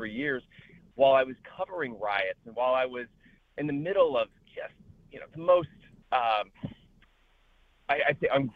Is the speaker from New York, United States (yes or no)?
no; Chicago, Illinois, United States; moved away as an adult; also born or lived in Washington, D.C.; I grew up in the Chicago area